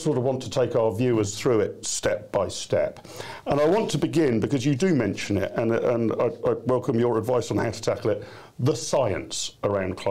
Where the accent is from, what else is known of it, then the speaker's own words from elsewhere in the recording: Wokingham, South East England, United Kingdom; the constituency of Wokingham, my hometown